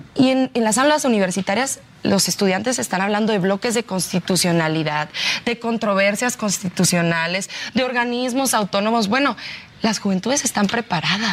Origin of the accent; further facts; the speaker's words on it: Ciudad Juárez, Chihuahua, Mexico; yo soy de Ciudad Juárez